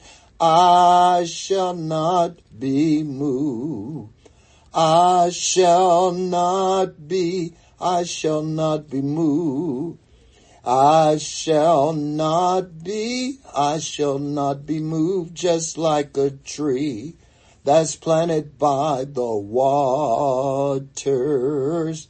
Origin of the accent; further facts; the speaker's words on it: North Carolina, United States; When I grew up in North Carolina, we heated our home with wood.